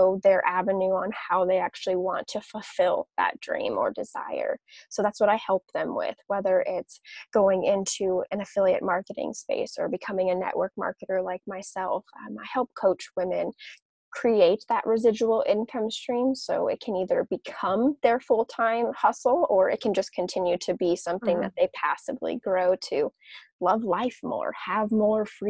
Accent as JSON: {"language": "English", "region": "Southern California", "country": "United States", "tie": "born or raised there", "also_born_or_lived": "Las Vegas", "said": "I was born and raised in Southern California"}